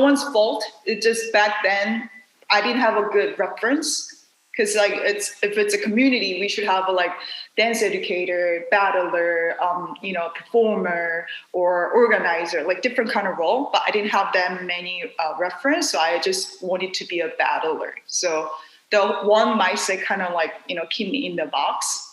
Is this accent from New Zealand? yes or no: no; South Korea; English is a second language; moved away as an adult; now in New York City, United States; I was born and raised in South Korea